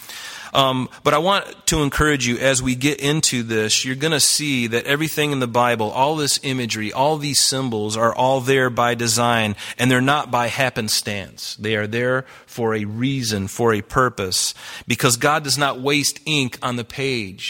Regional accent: the South, United States; I grew up in the South

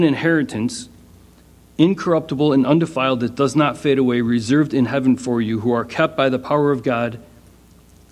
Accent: United States; as an American

